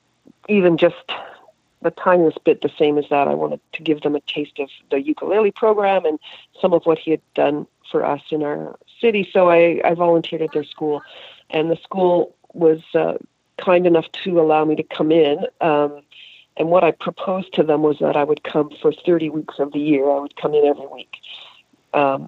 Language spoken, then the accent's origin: English; Halifax, Nova Scotia, Canada; moved away; growing up in Halifax